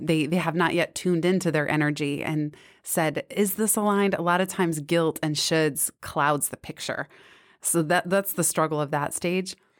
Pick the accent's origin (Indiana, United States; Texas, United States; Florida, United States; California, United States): California, United States; San Francisco; also born or lived in Bay Area suburbs; I grew up in San Francisco till seventh grade when we moved to the suburbs.